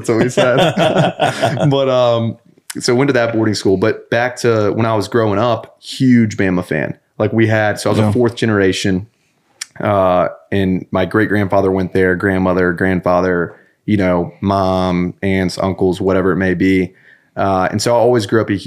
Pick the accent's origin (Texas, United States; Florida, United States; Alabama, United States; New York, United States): Alabama, United States; Birmingham; I'm from Birmingham, Alabama